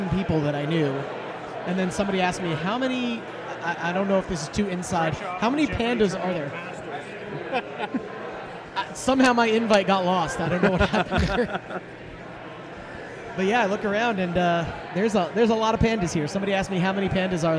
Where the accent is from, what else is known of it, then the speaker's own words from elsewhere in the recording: New Jersey, United States; moved away; I moved back home. I'm originally from New Jersey. I moved back home to Jersey.